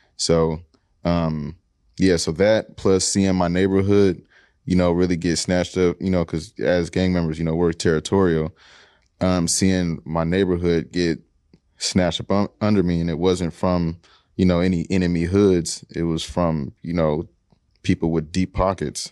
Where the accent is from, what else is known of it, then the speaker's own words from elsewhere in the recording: Seattle, Washington, United States; I'm from the Central District. Uh, family been here since the forties